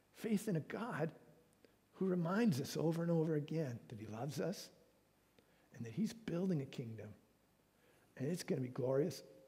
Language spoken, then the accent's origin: English; Canada